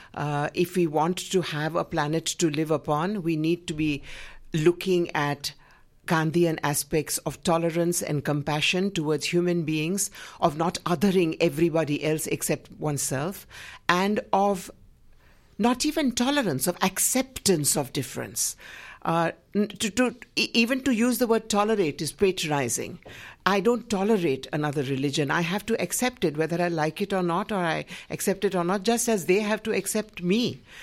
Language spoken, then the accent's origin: English; Gujarat, India; in my home state of Gujarat